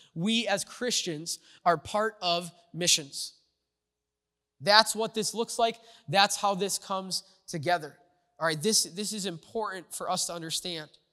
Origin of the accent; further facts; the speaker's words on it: United States; America is my home. Uh, it's where I was born.